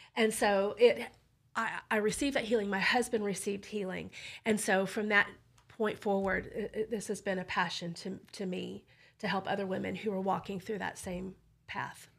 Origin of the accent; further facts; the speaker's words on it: Burleson, Texas, United States; I grew up in Burleson, and I grew up pro-life, too